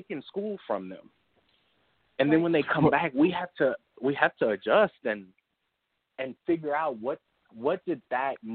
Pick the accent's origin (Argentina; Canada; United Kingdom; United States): United States; Louisiana; Growing up in Louisiana